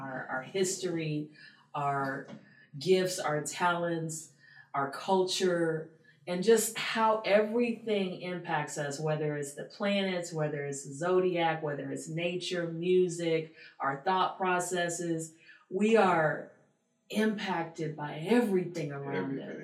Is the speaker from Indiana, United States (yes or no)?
no; Baton Rouge, Louisiana, United States; I'm from Baton Rouge